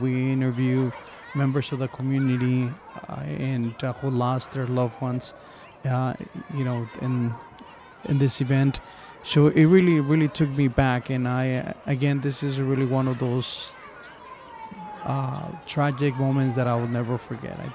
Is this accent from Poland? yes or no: no; Mexico; now in United States; I'm from Mexico, migrated to the United States